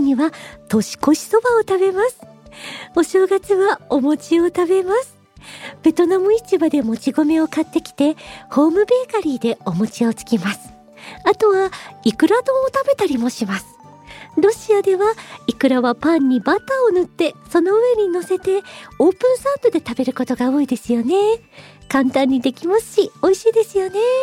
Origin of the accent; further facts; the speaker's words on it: Japan; now in Moscow, Russia; 私日本人の